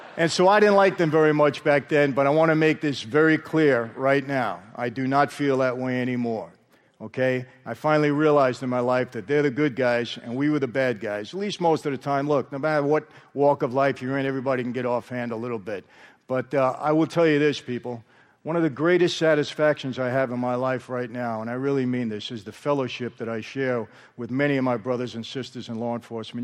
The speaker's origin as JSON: {"language": "English", "region": "New York", "country": "United States", "tie": "born or raised there", "moved": "yes", "lives_now": "Marina del Rey, United States"}